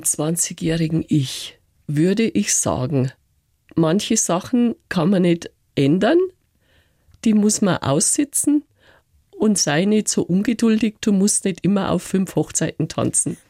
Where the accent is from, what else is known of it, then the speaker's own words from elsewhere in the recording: Reisbach, Bavaria, Germany; also born or lived in China; in meinem Heimatort mhm. in Reisbach.